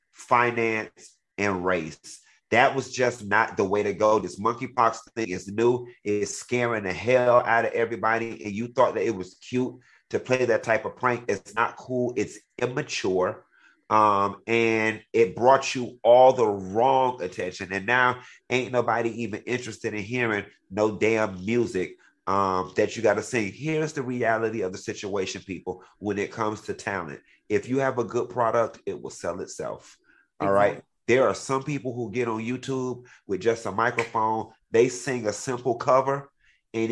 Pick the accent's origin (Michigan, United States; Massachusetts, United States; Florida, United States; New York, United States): Florida, United States; Miami; I'm from Miami